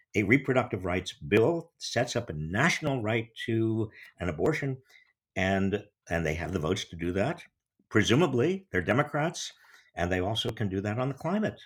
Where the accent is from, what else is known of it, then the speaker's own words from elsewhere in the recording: United States; as an American